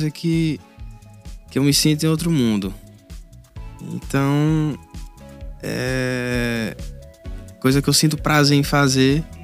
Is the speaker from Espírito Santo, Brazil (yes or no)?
no; Paes Landim, Piauí, Brazil; also born or lived in Teresina, Piauí; Nasci aqui em Teresina, mas minha família toda é de Paislândia, no Piauí, Centro-Sul. Centro-Sul do Piauí.